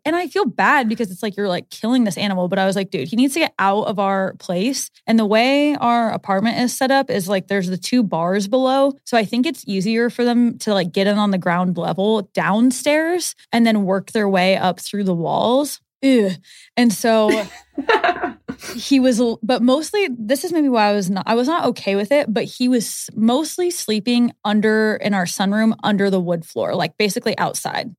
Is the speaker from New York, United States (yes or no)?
no; Omaha, Nebraska, United States; grown up here